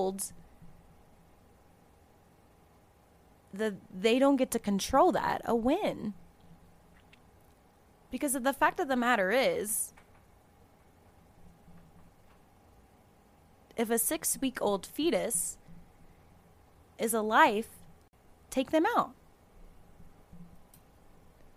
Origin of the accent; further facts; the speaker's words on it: Florida, United States; I'm from Florida